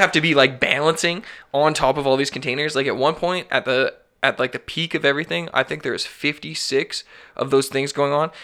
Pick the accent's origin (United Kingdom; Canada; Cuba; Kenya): Canada; Alberta; I'm born and raised in Alberta. I'm a fucking Birda boy.